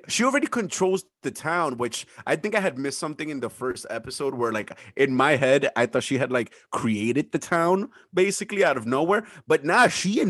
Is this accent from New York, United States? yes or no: yes; New York, United States; But yeah, we're definitely from New York.